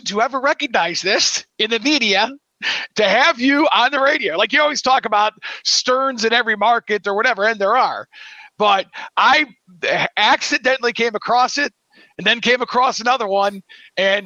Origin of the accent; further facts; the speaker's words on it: Cleveland, Ohio, United States; I grew up in Cleveland, Ohio